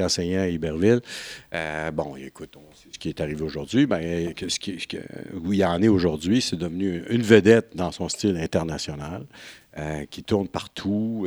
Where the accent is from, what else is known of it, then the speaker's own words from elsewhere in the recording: Rouyn-Noranda, Quebec, Canada; je suis venu au monde sur la, à Noranda, pas très loin